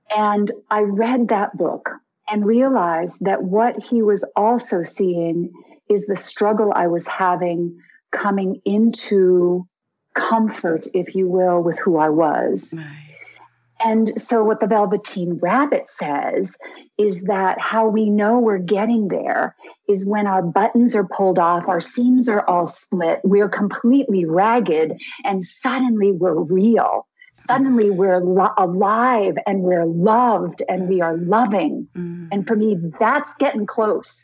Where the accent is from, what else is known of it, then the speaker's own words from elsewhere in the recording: Connecticut, United States; moved away; also born or lived in Hawaii; I grew up in Connecticut